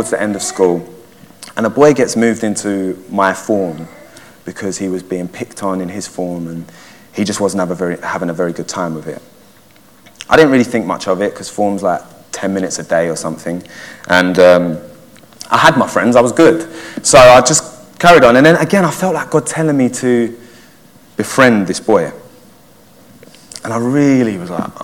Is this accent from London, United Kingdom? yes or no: yes; Waltham Forest, London, United Kingdom; I grew up in Waltham Forest and went to secondary school over there